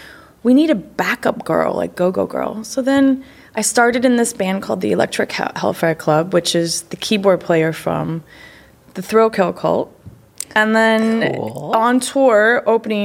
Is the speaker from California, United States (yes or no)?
no; Texas, United States; moved away as an adult; also born or lived in Wisconsin / Chicago; I was born in Wisconsin, raised in Texas